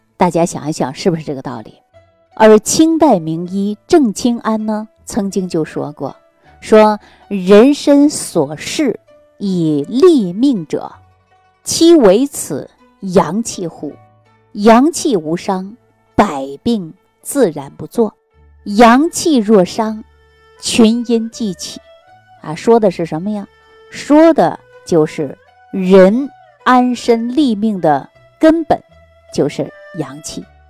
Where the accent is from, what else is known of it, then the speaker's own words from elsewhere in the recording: China; 我们中国人的骨髓里